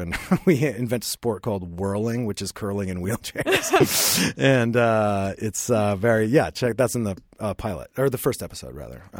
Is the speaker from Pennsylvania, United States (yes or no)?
yes; Pittsburgh, Pennsylvania, United States; born or raised there